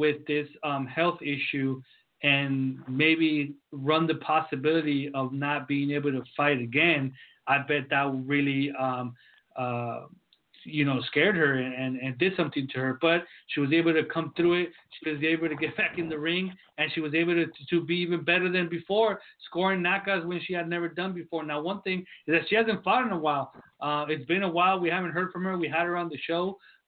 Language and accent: English; San Diego, California, United States; I'm from San Diego